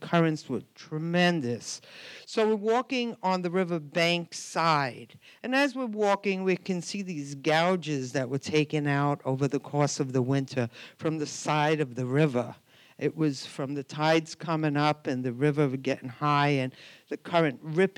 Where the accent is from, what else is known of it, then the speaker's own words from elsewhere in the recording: New York City, New York, United States; I grew up in Brooklyn